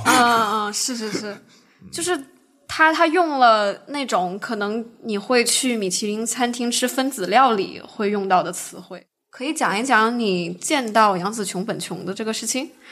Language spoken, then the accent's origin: Chinese; China; now in United States; 我们中国人